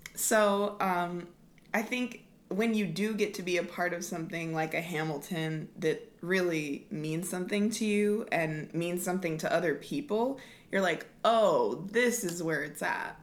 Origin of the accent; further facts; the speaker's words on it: Lawton, Oklahoma, United States; I grew up in Lawton